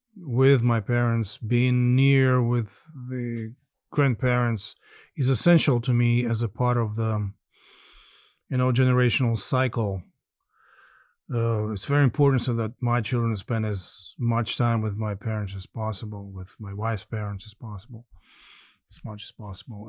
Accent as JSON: {"language": "English", "town": "Skadovsk", "region": "Kherson Oblast", "country": "Ukraine", "tie": "born or raised there", "moved": "yes", "said": "I really thought that I would probably spend my final years here as well in Skadovsk and the south of Kherson on the Black Sea coast"}